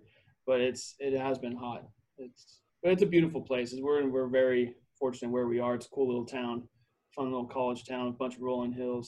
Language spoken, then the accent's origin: English; Montrose, Colorado, United States; also born or lived in Arlington, Texas / Texas; So I was born in Arlington, Texas. My whole family is from the state of Texas. And then my dad got smart. And when I was about 5 or 6, he moved to Colorado. He wanted to get out of the heat and live by the mountains. And so that's what he did. And so I grew up most of my life in a small town on the western side of the state of Colorado called Montrose.